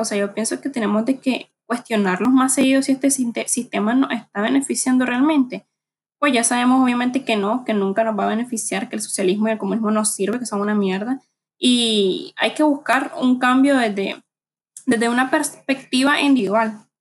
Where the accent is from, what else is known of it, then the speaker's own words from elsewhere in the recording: Nicaragua; somos nicaragüenses, somos hijos de Sandino